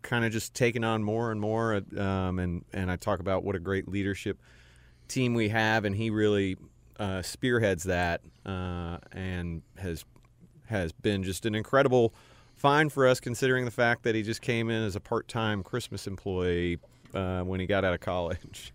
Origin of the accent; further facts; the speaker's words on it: Cincinnati, Ohio, United States; moved away as an adult; also born or lived in Texas / Houston / Durham / Nashville; now in Charlotte, United States; I grew up in Cincinnati, went to Duke for undergrad